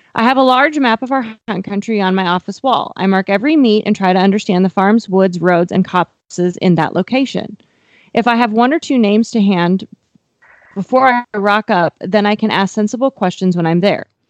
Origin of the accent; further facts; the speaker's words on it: Miles City, Montana, United States; now in Texas, United States; Miles City, Montana, my hometown